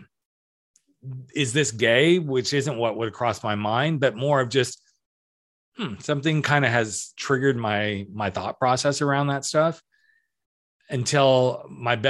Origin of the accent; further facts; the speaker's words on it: Napa Valley, California, United States; also born or lived in Colorado; So I was born in Colorado, but immediately within the first year, my parents moved to Napa Valley, California